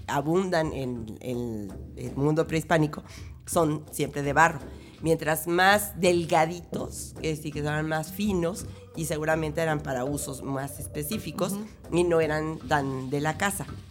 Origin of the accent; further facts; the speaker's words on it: Mexico; somos mexicanos